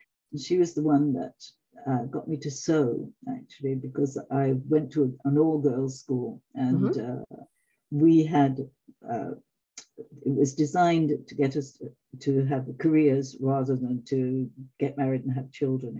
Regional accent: England, United Kingdom; also born or lived in Canada / Africa / Italy; now in France; No, I'm English originally.

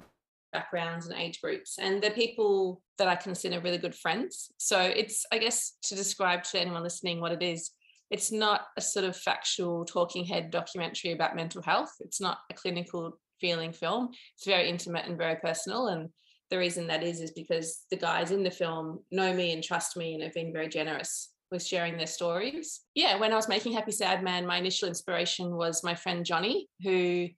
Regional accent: Melbourne, Victoria, Australia; also born or lived in London; I'm from Melbourne and I'm a filmmaker

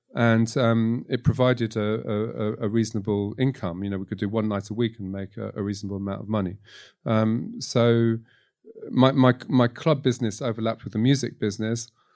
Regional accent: London, United Kingdom; moved away as an adult; also born or lived in Tunisia / Egypt / Morocco; now in France; growing up in London at the time

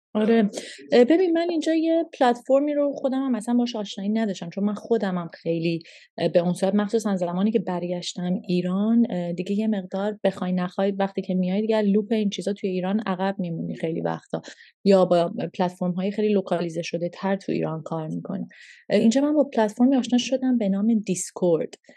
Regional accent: Canada; moved away as an adult; also born or lived in Toronto / Montreal / Calgary / Vancouver; now in Iran; من هشت سالم که بود هشت نه سالم که بودش ما از ایران مهاجرت کردیم پدر من شرکت نفت کار میکردم و به عنوان اسکیلد ورکر ما ویزا گرفتیم و رفتیم کانادا

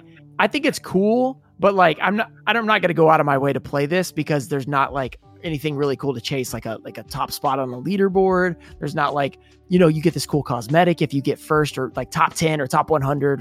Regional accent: United States; I'm from the U.S.

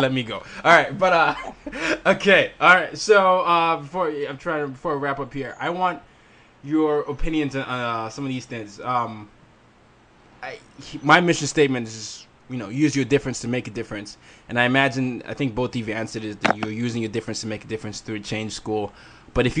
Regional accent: Nigeria; I'm from Nigeria, West Africa

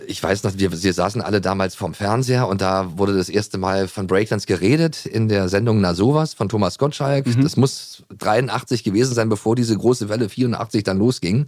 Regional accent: Potsdam, Brandenburg, Germany; ich bin aufgewachsen in Potsdam damals, da stand die Mauer noch

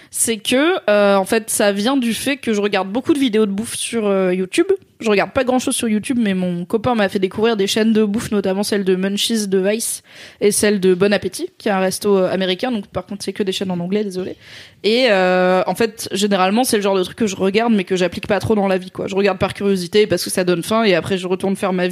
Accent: Grand Est, France; also born or lived in south of France; je suis alsacienne, mais jamais l'accent alsacien il remonte quoi.

